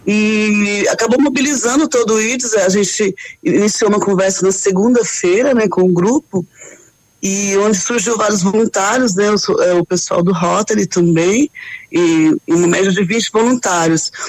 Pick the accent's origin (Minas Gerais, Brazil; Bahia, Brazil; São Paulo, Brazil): São Paulo, Brazil; São José dos Campos; accent: paulista; moved away as an adult; also born or lived in Rio de Janeiro; now in Pato Branco, Brazil; Eu sou paulista, né? Sou da cidade de São José dos Campos, São Paulo